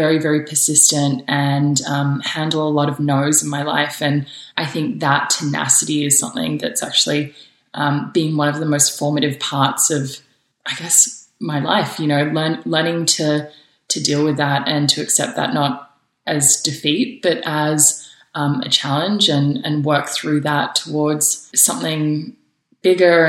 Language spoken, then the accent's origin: English; Sydney, New South Wales, Australia; moved away as an adult; also born or lived in New York, United States; now in Los Angeles, United States; I was raised in Sydney in Australia and had an incredible childhood there.